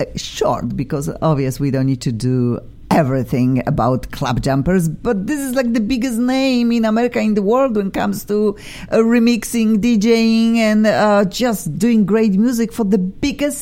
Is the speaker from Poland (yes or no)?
yes; Poland; English is a second language; now in Los Angeles, United States; I am from Poland.